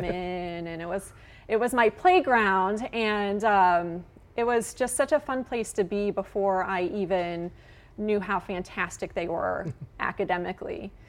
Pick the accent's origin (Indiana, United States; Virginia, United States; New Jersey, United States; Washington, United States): Indiana, United States; West Lafayette; also born or lived in Illinois / Evansville, Indiana; I grew up in West Lafayette, and Purdue was pretty much like my playground.